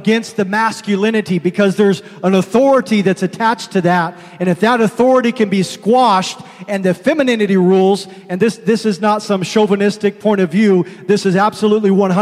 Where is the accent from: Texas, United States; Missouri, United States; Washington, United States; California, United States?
Washington, United States; Seattle; when I was a kid growing up in the Seattle area